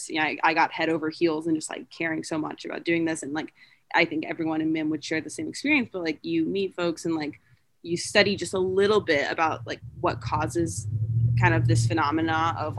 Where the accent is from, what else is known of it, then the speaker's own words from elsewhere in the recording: Tampa, Florida, United States; moved away as an adult; now in Ann Arbor, United States; In high school, I would routinely go to a place called Trinity Cafe, and I'm from Tampa